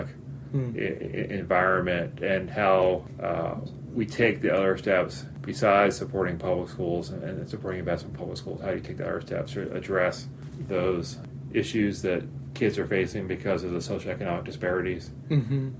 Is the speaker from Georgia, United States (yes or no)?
no; Chapel Hill, North Carolina, United States; I grew up in Chapel Hill, North Carolina, went to public schools all the way through